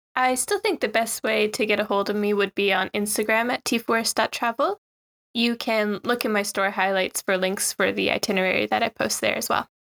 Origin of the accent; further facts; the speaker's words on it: Newfoundland and Labrador, Canada; moved away as an adult; also born or lived in Shizuoka, Japan; now in Japan; So, I'm from Newfoundland, Canada. It's quite a rural area